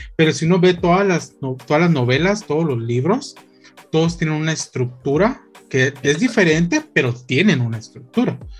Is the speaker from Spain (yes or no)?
no; Guatemala; nosotros como guatemaltecos